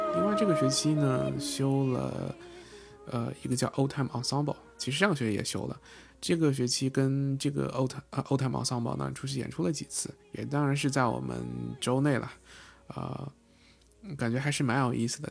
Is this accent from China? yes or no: yes; China; 我作为中国人